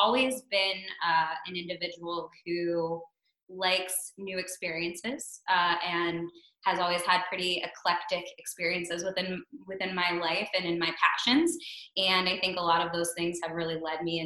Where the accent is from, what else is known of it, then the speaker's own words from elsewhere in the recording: Pittsburgh, Pennsylvania, United States; moved away as an adult; also born or lived in Brooklyn, New York; I moved back to Pittsburgh, I'm originally from Pittsburgh